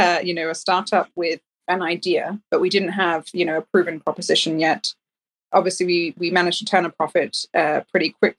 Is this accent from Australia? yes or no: no; Denmark; now in United Kingdom; I'm from Denmark